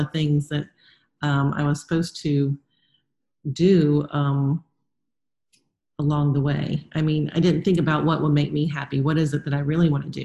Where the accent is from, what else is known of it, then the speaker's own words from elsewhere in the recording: South Florida, United States; moved away; also born or lived in North Carolina; I grew up in South Florida, where other than the beach, everything's pretty plasticky and not real